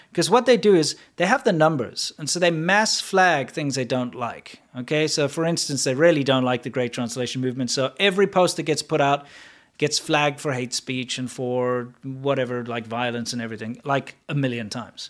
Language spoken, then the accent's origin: English; South Africa; also born or lived in China; now in United States; being a South African